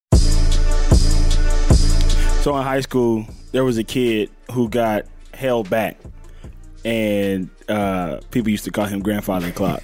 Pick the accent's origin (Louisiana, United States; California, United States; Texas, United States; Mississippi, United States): Mississippi, United States; now in Los Angeles, United States; I'm from, I'm from Mississippi. I'm from L A. By the way, in Mississippi, I was born in Mississippi.